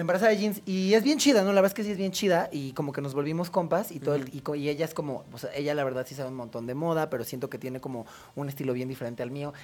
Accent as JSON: {"language": "Spanish", "area": "Cuajimalpa", "region": "Mexico City", "country": "Mexico", "tie": "born or raised there", "said": "toda mi adolescencia eh, sucedió en Cuapa"}